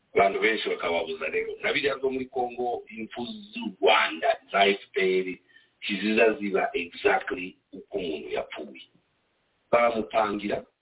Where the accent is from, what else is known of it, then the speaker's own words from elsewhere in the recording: DR Congo; now in United States; turi abanyekongo